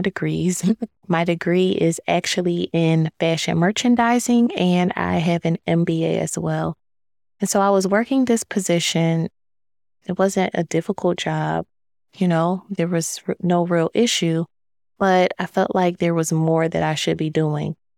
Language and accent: English; Philadelphia, Pennsylvania, United States; moved away as an adult; also born or lived in DMV (Washington, D.C. area); now in Washington, D.C. area, United States; I am originally from Philadelphia